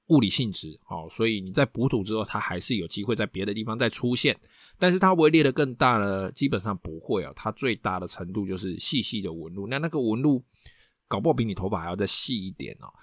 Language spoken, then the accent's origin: Chinese; Taiwan; 我们台湾人